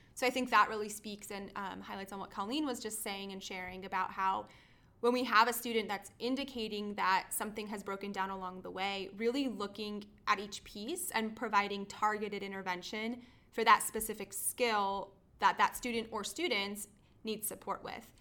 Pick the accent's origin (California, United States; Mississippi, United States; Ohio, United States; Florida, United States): Florida, United States; we are all from Florida